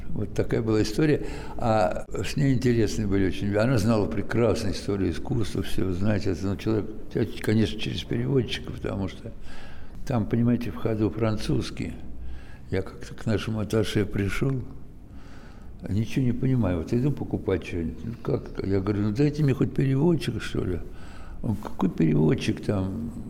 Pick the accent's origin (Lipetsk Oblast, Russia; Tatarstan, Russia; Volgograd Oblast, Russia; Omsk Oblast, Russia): Lipetsk Oblast, Russia; Lipetsk; А внешне но ну, это мои родные края, в общем-то, я же не из Африки.